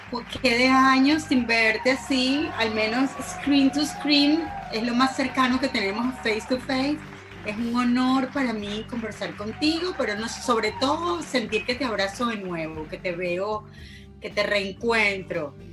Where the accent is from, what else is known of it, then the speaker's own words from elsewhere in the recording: Caracas, Capital District, Venezuela; Yo nací en Caracas, en la clínica Luis Racetti